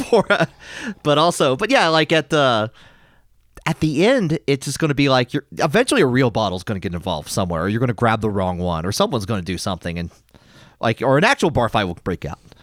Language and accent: English; United States; as an American